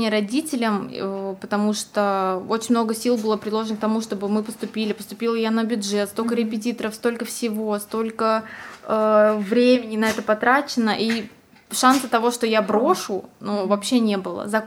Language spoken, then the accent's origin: Russian; Tomsk, Tomsk Oblast, Russia; now in Moscow, Russia; Если честно, никогда и не думала, что я уеду из Томска.